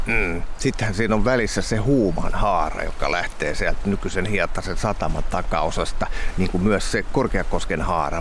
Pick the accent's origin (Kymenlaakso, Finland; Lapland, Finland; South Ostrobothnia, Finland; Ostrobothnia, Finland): Kymenlaakso, Finland; Kotka; mä oon Kotkan poika ja lapsuuteni vietin Kymioella tuolla vähän alempaa